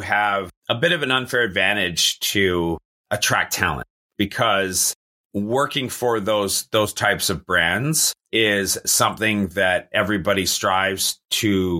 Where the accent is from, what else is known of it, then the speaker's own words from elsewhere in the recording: Canada; being Canadian, obviously being a bilingual country, we learned French growing up.